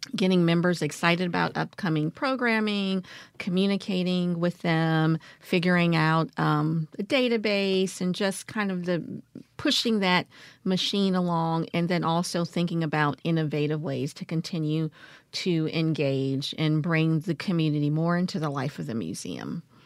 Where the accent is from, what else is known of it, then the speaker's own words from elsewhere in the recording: Washington, District of Columbia, United States; now in Jackson, United States; I grew up in Washington, D C, um, during, I would say, the era of Marion Barrie